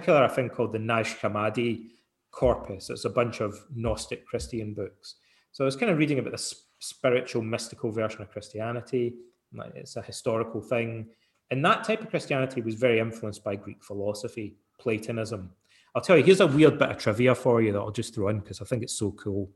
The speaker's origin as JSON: {"language": "English", "region": "Scotland", "country": "United Kingdom", "tie": "born or raised there", "said": "when I was a young guy growing up in Scotland"}